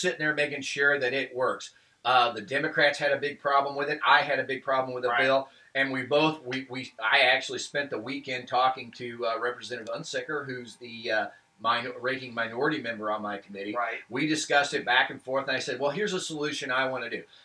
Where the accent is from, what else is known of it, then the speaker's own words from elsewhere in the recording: Lake of the Ozarks, Missouri, United States; also born or lived in Tuscumbia, Missouri; I grew up in Lake of the Ozarks.